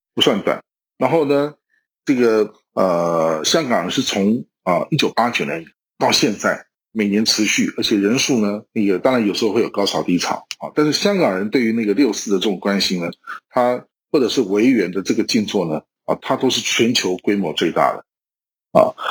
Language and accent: Chinese; Taiwan; 我们台湾人今天的生活方式才有可能延续下去